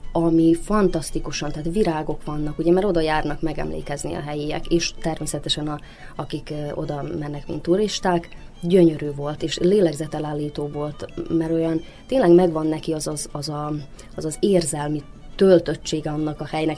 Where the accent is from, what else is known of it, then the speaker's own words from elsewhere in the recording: Central Banat, Vojvodina, Serbia; középbánáti születésű vagyok